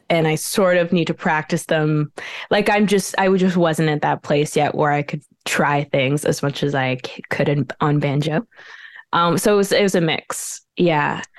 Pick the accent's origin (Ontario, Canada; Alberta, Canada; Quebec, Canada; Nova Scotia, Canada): Quebec, Canada; Montreal; moved away as an adult; now in Brooklyn, New York, United States; I was born in Montreal